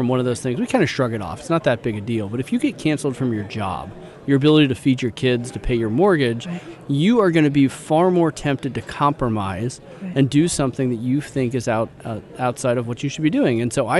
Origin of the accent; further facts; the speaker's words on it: Silicon Valley, California, United States; moved away; also born or lived in Idaho; I grew up in Silicon Valley